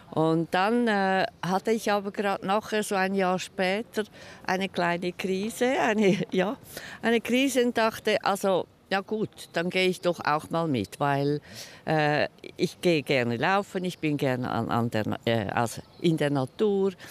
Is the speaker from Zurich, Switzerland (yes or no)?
yes; Zurich, Switzerland; Und ich komme aus Zürich